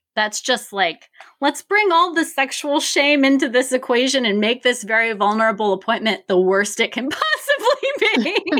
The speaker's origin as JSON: {"language": "English", "town": "Richmond", "region": "Virginia", "country": "United States", "tie": "born or raised there", "said": "I'm born and raised in Richmond, Virginia"}